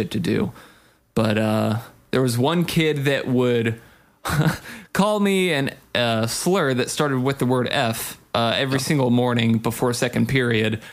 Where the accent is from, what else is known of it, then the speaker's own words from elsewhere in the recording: Big Bear, California, United States; also born or lived in Apple Valley; I grew up in Big Bear and moved from Big Bear to Apple Valley when I started ninth grade